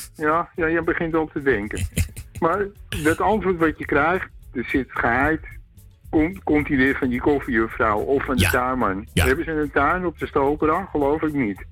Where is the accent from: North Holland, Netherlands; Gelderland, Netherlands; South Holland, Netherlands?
North Holland, Netherlands; Amsterdam; ik ben Amsterdammer